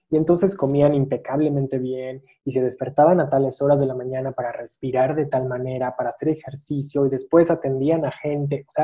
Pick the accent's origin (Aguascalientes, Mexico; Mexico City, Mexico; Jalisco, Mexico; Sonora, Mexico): Mexico City, Mexico; born there; desgraciadamente nací yo en la Ciudad de México y estoy como, como con un pie acá, un pie allá